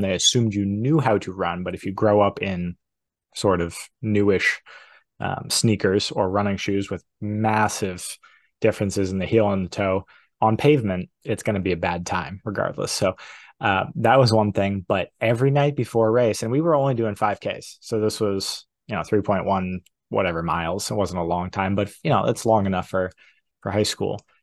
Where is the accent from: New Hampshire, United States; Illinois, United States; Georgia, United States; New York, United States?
New Hampshire, United States; I grew up in New Hampshire